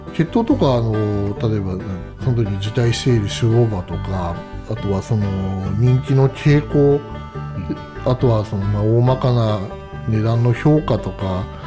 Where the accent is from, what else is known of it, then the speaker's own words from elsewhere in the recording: Hokkaido, Japan; moved away as an adult; also born or lived in Tokyo; もともと北海道出身なんですけど